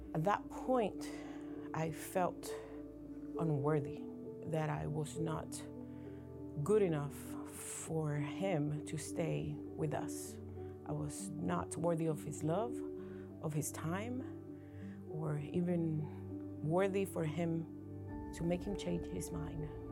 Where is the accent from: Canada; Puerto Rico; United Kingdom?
Puerto Rico; moved away as an adult; now in Maryland, United States; I was born and raised in Puerto Rico until I was nineteen years old.